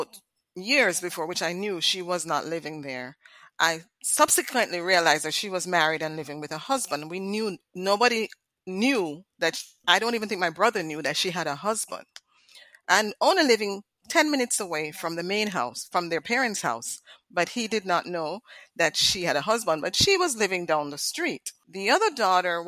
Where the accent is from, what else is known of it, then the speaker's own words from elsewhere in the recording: Jamaica; moved away; we grew up in Jamaica. And you know, the Caribbean, we have certain standards